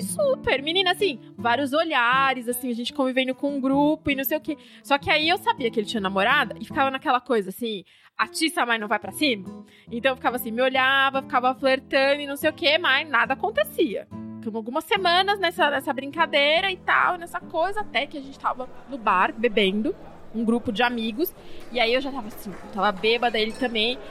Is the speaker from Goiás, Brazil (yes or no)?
no; Campinas, São Paulo, Brazil; eu sou de Campinas e não conhecia São Paulo direito